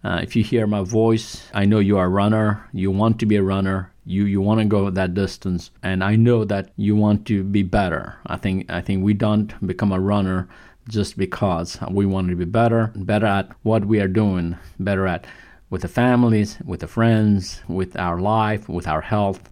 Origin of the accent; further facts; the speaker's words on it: Kathmandu, Bagmati, Nepal; moved away; I'm from Nepal, from Kathmandu.